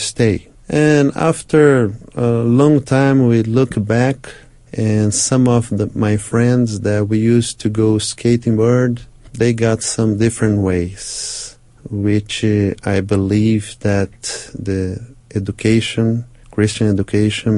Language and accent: English; Brazil; also born or lived in United States; I'm from Brazil, 200 million people living in this country